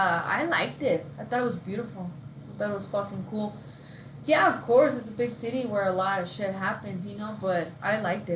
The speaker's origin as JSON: {"language": "English", "country": "Mexico", "tie": "born or raised there", "moved": "yes", "lives_now": "United States", "said": "I grew up in Mexico, so I don't. This is different now because I've been here for so long. But I remember being over there."}